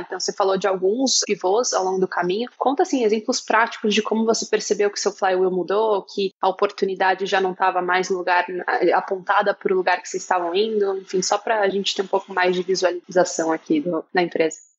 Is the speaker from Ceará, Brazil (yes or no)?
no; Curitiba, Paraná, Brazil; lá de Curitiba, da minha terra